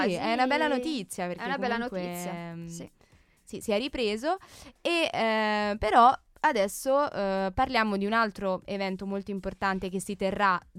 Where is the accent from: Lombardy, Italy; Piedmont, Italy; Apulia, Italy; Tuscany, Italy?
Lombardy, Italy; Brescia; Quindi dalle a casa mie parti, tua. a casa mia.